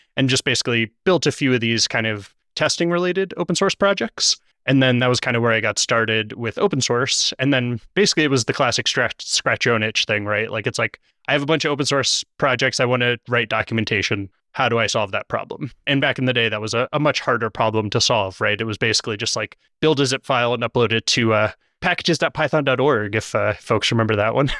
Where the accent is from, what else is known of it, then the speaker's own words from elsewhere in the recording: Virginia, United States; moved away as an adult; also born or lived in Kansas; I grew up in Virginia